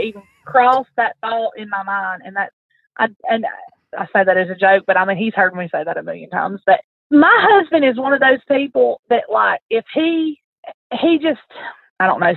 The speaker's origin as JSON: {"language": "English", "region": "the South", "country": "United States", "said": "I'm from the South."}